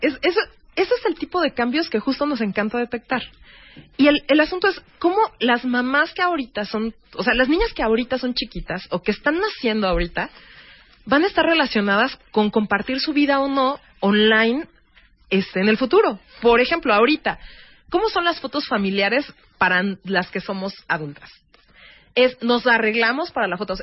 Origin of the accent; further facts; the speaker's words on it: Mexico; como mexicanos